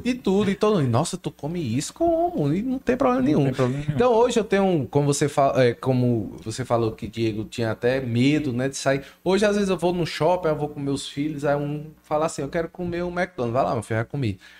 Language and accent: Portuguese; Crato, Ceará, Brazil; now in Juazeiro do Norte, Brazil; Eu sou do Crato, moro no Juazeiro hoje.